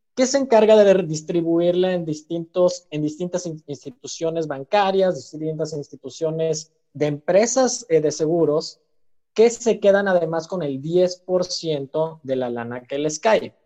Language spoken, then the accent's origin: Spanish; Mexico; also born or lived in Chile; soy de México